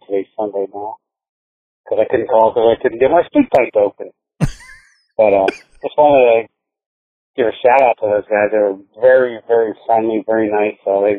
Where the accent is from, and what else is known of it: United States; accent: redneck